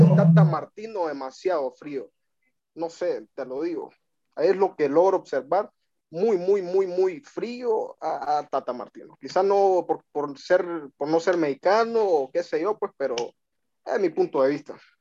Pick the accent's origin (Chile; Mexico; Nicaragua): Nicaragua; aquí de, Nicaragua